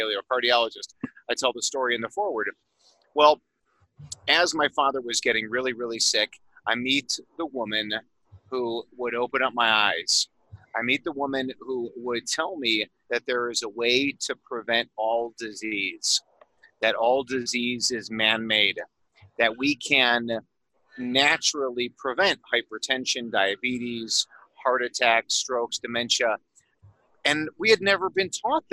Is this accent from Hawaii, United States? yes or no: no; Chicago, Illinois, United States; also born or lived in Phoenix, Arizona; now in Colorado, United States; I'm originally from Chicago and then moved to Phoenix, Arizona